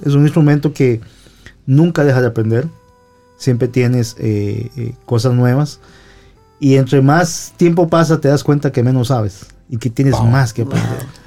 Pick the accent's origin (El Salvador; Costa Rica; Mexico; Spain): Costa Rica; Guadalupe, San José; en mi pueblo, en San José, yo vengo de San José, en mi pueblo se llama Guadalupe